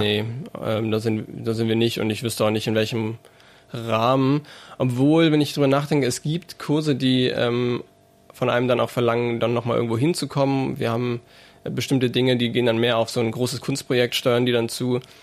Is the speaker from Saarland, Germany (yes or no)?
yes; Saarbrücken, Saarland, Germany; now in Mainz, Germany; in Saarbrücken zum Beispiel, wo ich herkomme